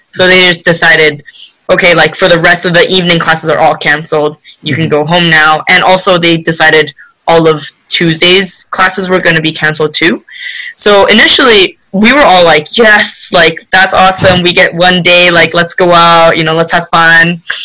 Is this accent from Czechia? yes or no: no; Canada; also born or lived in Korea; I was born in Korea um, but I moved to Canada when I was five.